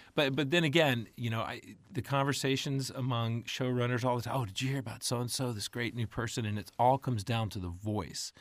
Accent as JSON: {"language": "English", "region": "Texas", "country": "United States", "tie": "born or raised there", "also_born_or_lived": "Mississippi / Dallas / Tennessee", "moved": "as an adult", "said": "I grew up in Texas"}